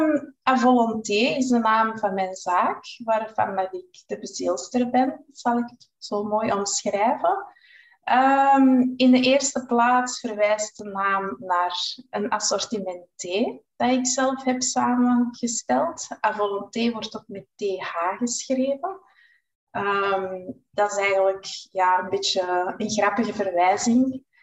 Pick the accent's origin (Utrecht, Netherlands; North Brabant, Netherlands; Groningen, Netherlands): Groningen, Netherlands; Ehm, ik ben dus … Ik ben afkomstig uit Groningen. Ik ben 43 jaar